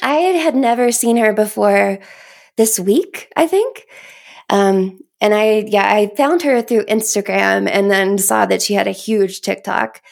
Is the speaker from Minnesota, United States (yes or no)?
no; Kentucky, United States; now in Colorado, United States; I grew up in Kentucky